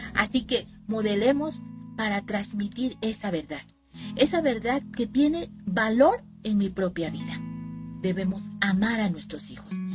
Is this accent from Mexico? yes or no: yes; Veracruz, Mexico; soy de México, del estado de Veracruz